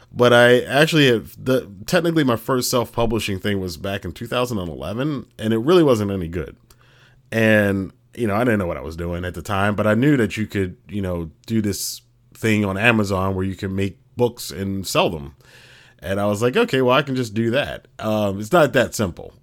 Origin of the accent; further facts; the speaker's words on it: United States